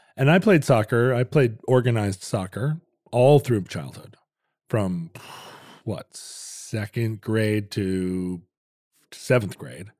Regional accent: United States; I'm an American

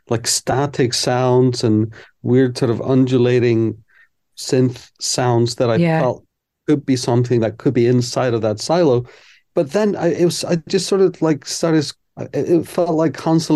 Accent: Iceland; I'm from Iceland

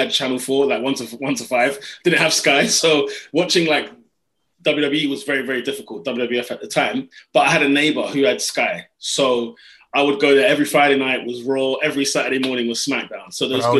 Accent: London, United Kingdom; I grew up in Northwest London

